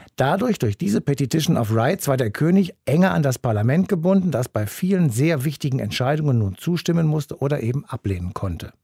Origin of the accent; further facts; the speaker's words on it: Germany; bei uns in Deutschland